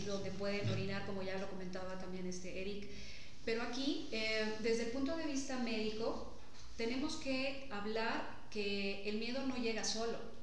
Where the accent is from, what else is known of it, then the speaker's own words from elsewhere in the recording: Mexico; Nosotros como mexicanos